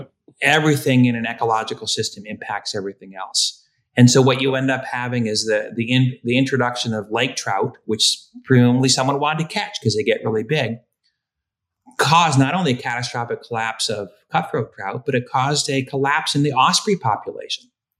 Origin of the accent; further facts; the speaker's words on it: the East, United States; oh, I grew up in the East and I like brook trout